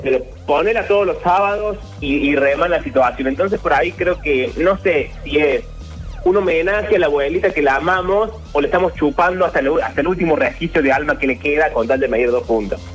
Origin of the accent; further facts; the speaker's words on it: Argentina; nuestro país